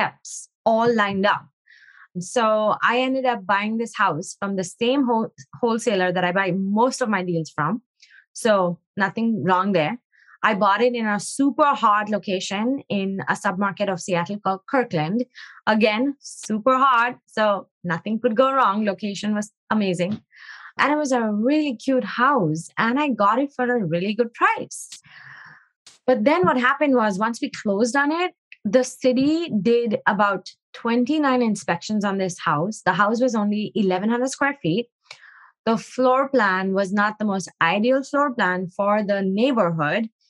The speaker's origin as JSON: {"language": "English", "country": "India", "tie": "born or raised there", "moved": "as an adult", "lives_now": "United States", "said": "I grew up in India and I moved here about 15 years ago"}